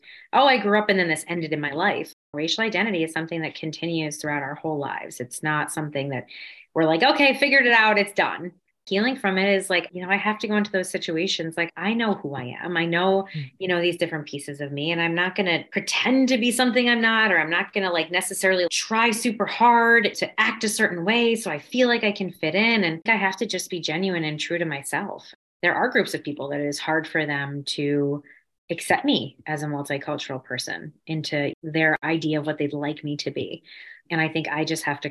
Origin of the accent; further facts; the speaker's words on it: New York, United States; I'm really from here. I was born in New York